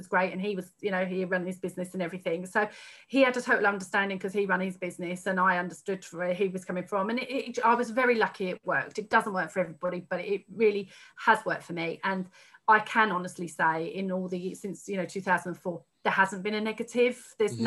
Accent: Haverhill, East of England, United Kingdom; I grew up in Haverhill, where I was still living at the time.

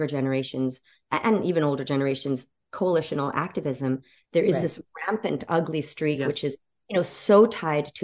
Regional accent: Evanston, Illinois, United States; I similarly grew up in a largely Black neighborhood right outside of Chicago. The first suburb outside

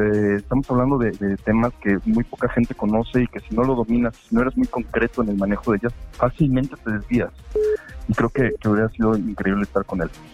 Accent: Puebla, Mexico; also born or lived in Mexico City; Yo, yo llevo toda mi vida viviendo en Puebla, pero nací en Ciudad de México.

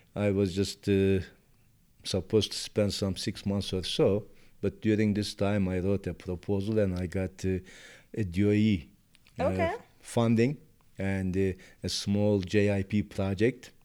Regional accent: Turkey; moved away; I was born and raised in Turkey

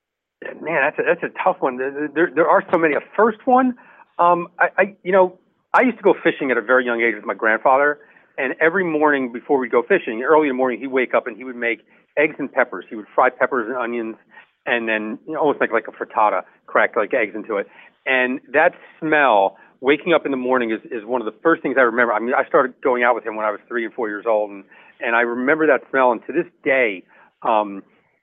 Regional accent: New Jersey, United States; I'm from New Jersey

